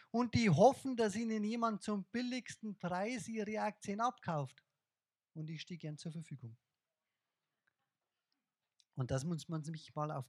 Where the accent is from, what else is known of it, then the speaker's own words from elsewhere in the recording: Bavaria, Germany; accent: Bavarian; Jetzt kommt mein bayerischer Dialekt durch.